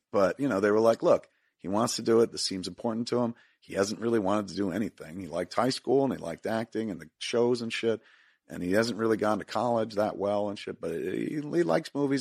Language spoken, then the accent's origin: English; Highlands, New Jersey, United States; growing up in Highlands, all you smelled was fish 'cause it's a fishing industry town.